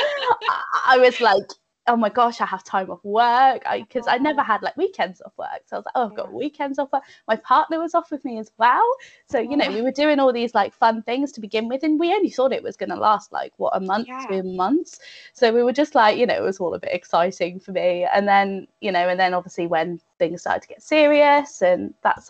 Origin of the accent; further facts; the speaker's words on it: North Devon, South West England, United Kingdom; moved away as an adult; also born or lived in Bath; now in Cheltenham, United Kingdom; I'm originally from North Devon. So it's like Biddeford, Barnstable sort of area, lovely beaches, all of that.